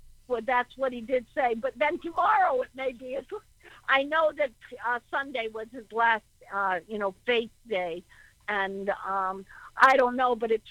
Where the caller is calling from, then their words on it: Connecticut, United States; …. I'm from Connecticut